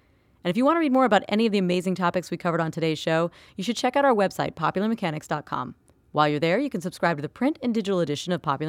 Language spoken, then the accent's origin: English; Florida, United States; I'm from Florida